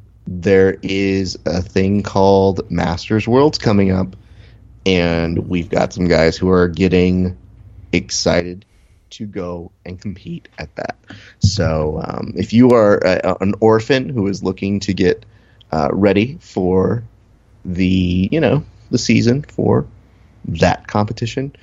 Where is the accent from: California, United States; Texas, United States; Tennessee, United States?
California, United States; Hacienda Heights; I'm from Hacienda Heights.